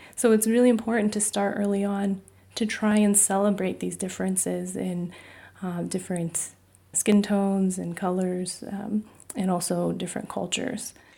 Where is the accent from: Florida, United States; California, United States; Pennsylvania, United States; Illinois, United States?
California, United States; My parents are both from Taiwan. I was born in California